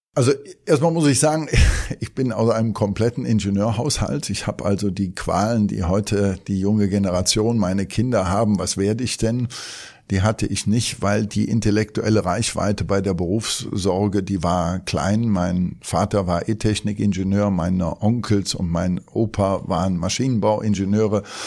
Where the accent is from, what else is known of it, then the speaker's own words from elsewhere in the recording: Cologne, North Rhine-Westphalia, Germany; Ich bin geborener Kölner und bin auch im Vorort von Köln aufgewachsen